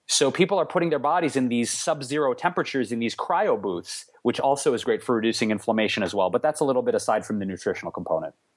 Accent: Detroit, Michigan, United States; now in Los Angeles, United States; where I grew up in Detroit

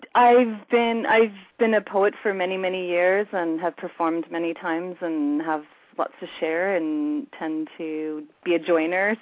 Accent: United States; moved away as an adult; now in Vancouver, Canada; the only reason I'm in Canada is because I married a Canadian and uh, I'm from the States

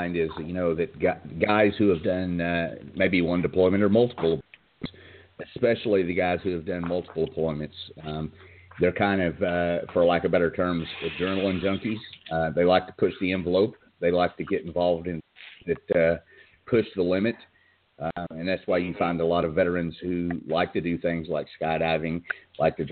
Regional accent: the South, United States; accent: backwoods; I was raised in the South, if you couldn't tell by this backwoods accent that I have. I'm a country boy.

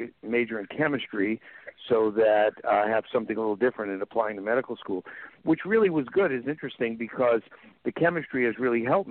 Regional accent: New York City, New York, United States; also born or lived in San Fernando Valley, California; now in Paso Robles, United States; I'm from New York City

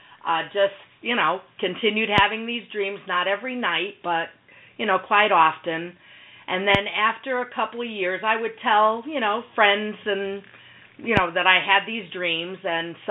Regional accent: Connecticut, United States; also born or lived in Philadelphia, Pennsylvania; I was born in Philadelphia, believe it or not, but we left there when I was around a year old, and we moved to Connecticut, which was actually my mother's home state. Growing up was pretty average

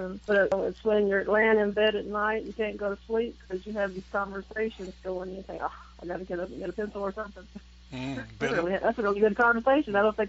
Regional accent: Tennessee, United States; I was born in Tennessee, and I'm still here.

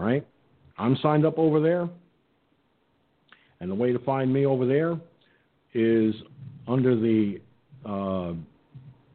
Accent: Peekskill, New York, United States; 39 years as a member of the Peekskill Volunteer Fire Department in my hometown

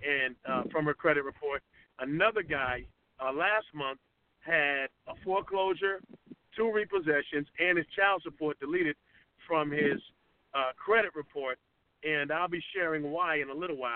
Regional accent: Boston, Massachusetts, United States; moved away as an adult; also born or lived in Atlanta, Georgia; now in Conyers, United States; I'm from Boston, Massachusetts. I came to Atlanta back in 2002

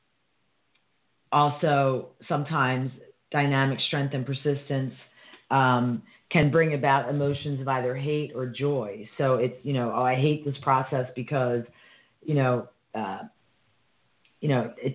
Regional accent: United States; as an American

